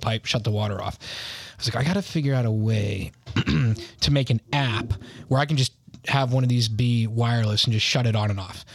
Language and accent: English; United States; I'm American